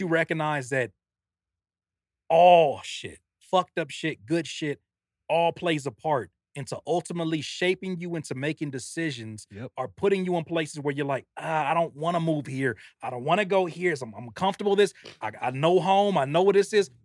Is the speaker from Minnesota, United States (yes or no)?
no; Carson, California, United States; moved away as an adult; also born or lived in Downey, California / Rancho Cucamonga, California; I grew up in Carson, California. Went to high school in Downey